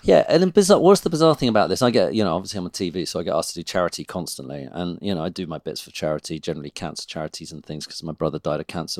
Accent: United Kingdom; as British people

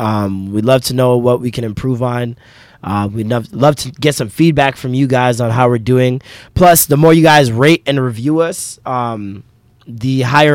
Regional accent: Canada; I'm Canadian as lit.

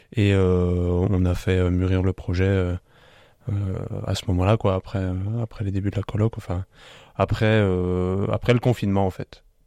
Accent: Biederthal, Grand Est, France; moved away as an adult; also born or lived in Colmar / Strasbourg; je suis originaire du village de Bidertal

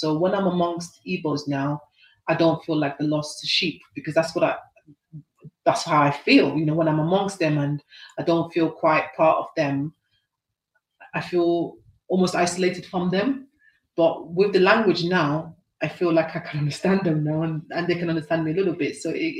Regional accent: United Kingdom; I am British, but I feel inside me I'm more a Nigerian girl.

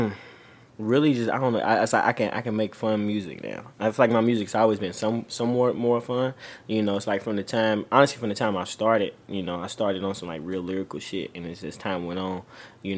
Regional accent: California, United States; I was born in California

